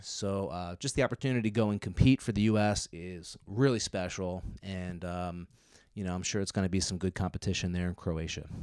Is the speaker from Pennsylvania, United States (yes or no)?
yes; Philadelphia suburbs, Pennsylvania, United States; I'm born and raised in the Philadelphia suburbs